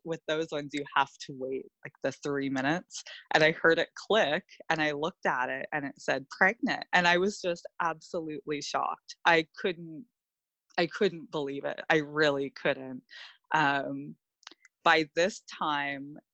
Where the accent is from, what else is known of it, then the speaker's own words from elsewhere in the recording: Ontario, Canada; also born or lived in Australia; We're both from Ontario, Canada